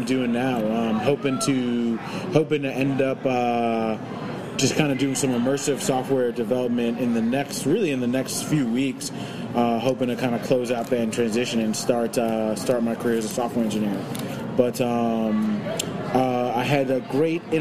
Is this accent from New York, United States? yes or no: yes; New York, United States; moved away; also born or lived in New Orleans; I'm originally from New York